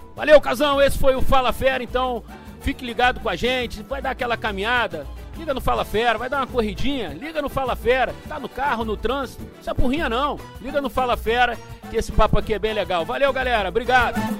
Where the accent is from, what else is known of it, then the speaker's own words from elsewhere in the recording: Rio de Janeiro, Brazil; eu que sou do Rio